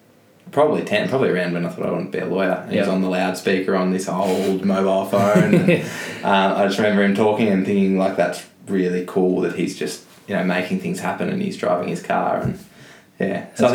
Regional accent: Mount Eliza, Victoria, Australia; Mount Eliza.

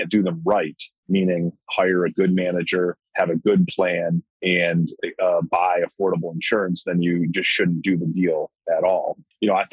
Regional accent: Ann Arbor, Michigan, United States; I live in Ann Arbor, Michigan, and I grew up in Ann Arbor

